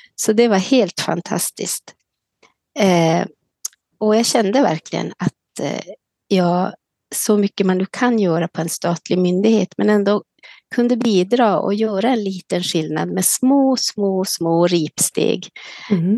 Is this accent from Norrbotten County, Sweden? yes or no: yes; Kiruna, Norrbotten County, Sweden; also born or lived in Karesuando; now in Leksand, Sweden; jag bor nu i Leksand sedan i augusti, men är född och uppvuxen i Kiruna